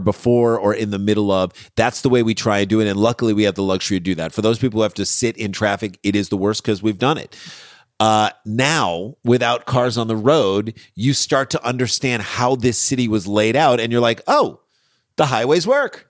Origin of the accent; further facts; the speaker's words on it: St. Louis, Missouri, United States; also born or lived in Ann Arbor, Michigan / New York City; now in Los Angeles, United States; We, we grew up in Saint Louis, Missouri